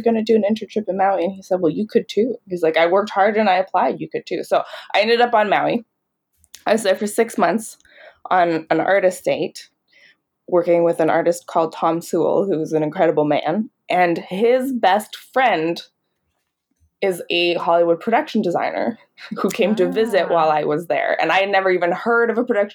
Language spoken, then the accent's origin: English; Calgary, Alberta, Canada; I grew up in Calgary, Alberta